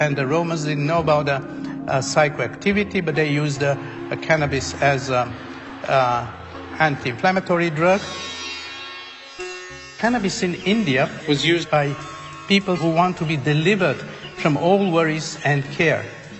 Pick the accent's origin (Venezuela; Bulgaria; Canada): Bulgaria; born there; I was born in Bulgaria, and I was a child during the war